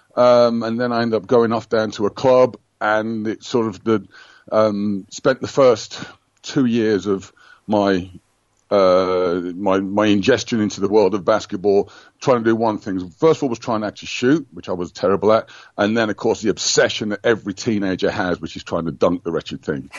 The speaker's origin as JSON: {"language": "English", "town": "Birmingham", "region": "West Midlands", "country": "United Kingdom", "tie": "born or raised there", "also_born_or_lived": "West Bromwich / Virginia / Greece", "moved": "as an adult", "said": "I was born and bred in Birmingham"}